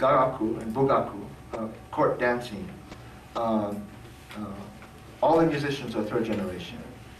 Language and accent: English; United States; are third generation. This is why we always insist on Japanese American. We're not Japanese, we're Japanese American.